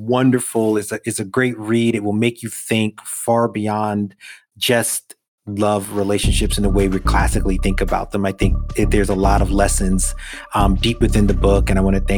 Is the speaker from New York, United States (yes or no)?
yes; New York, United States; I grew up in New York